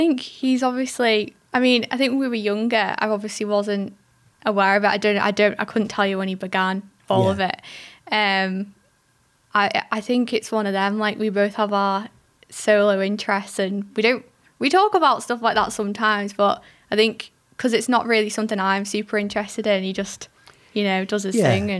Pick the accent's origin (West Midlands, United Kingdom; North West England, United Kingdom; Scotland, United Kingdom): North West England, United Kingdom; Liverpool; born there; now in Windermere, United Kingdom; No, I was born in Liverpool.